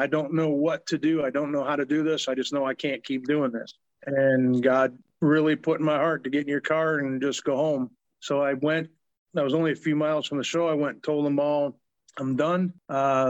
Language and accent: English; Flint, Michigan, United States; moved away; also born or lived in St. Louis; Flint, born and raised